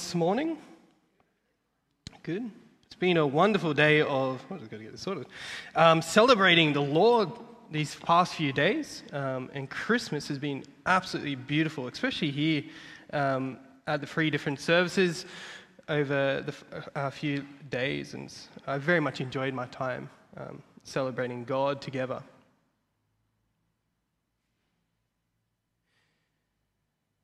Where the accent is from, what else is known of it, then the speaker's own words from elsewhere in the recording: Australia; I was born in Australia and I'm a student that's studying at Moore Theological College